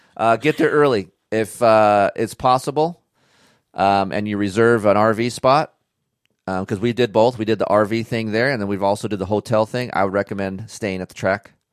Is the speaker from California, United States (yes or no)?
yes; California, United States; being from California